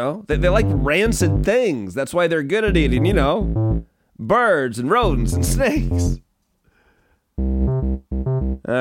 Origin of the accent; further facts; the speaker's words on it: San Francisco, California, United States; I was born in San Fran